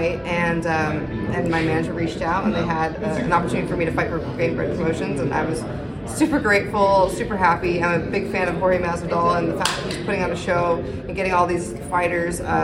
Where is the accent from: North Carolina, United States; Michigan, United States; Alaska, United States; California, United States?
Alaska, United States; Anchorage; I'm born and raised in Anchorage, Alaska